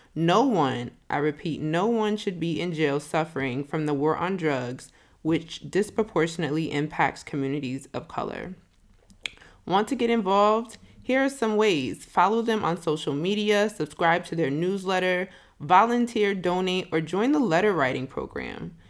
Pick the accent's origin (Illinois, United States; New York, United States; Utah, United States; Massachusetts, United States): Massachusetts, United States; Springfield; moved away as an adult; now in Atlanta, United States; I was born and raised in Springfield, Massachusetts. I moved to Atlanta about twenty ten